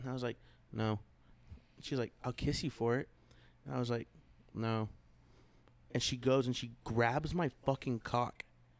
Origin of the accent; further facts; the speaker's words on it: San Antonio, Texas, United States; Well, I come from San Antonio